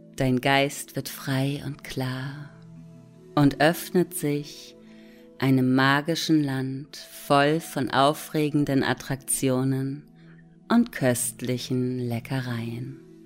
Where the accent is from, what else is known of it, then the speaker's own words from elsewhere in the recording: Hamburg, Germany; ich sitze in Hamburg. Dort bin ich übrigens auch geboren und am Rande von Hamburg aufgewachsen.